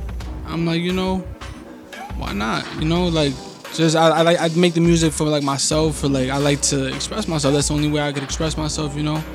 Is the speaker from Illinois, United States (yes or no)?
no; Yonkers, New York, United States; also born or lived in Mexico City, Mexico; I'm right here from Yonkers. I was born in Mexico, you know, but I came here when I was about like 4 years and a half. And I've been here all my life.